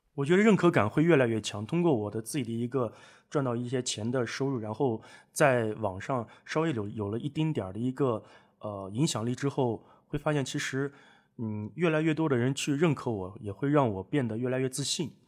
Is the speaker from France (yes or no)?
no; Northwest China, China; 我们西北那边